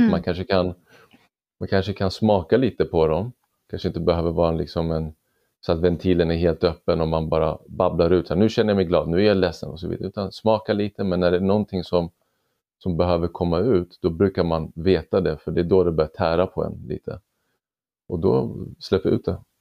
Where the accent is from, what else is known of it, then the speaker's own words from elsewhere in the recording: Sweden; född och uppvuxen i Sverige med, med föräldrar från Iran